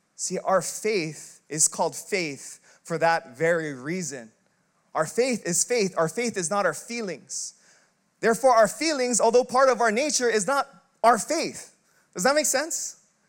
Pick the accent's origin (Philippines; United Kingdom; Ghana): Philippines; I'm Filipino